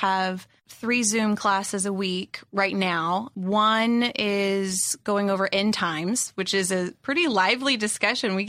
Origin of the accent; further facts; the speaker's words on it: South Carolina, United States; I'm from South Carolina